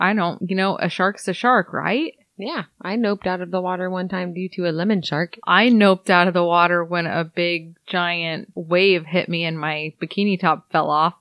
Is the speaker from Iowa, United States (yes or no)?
yes; Iowa, United States; we're from Iowa